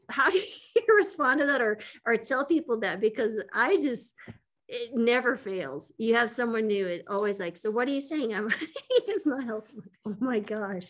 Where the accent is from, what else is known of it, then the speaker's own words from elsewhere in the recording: West Texas, Eastern New Mexico, United States; I grew up in Eastern New Mexico, West Texas.